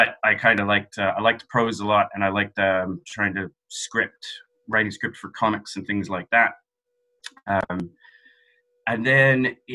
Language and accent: English; London, United Kingdom; moved away as an adult; now in Dublin, Ireland; I'm Irish. I grew up in London